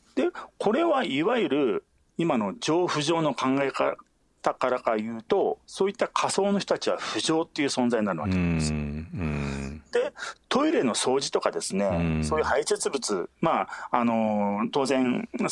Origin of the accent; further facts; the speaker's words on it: Hokkaido, Japan; moved away; also born or lived in New Delhi; 私も、あのー、北海道の出身ですし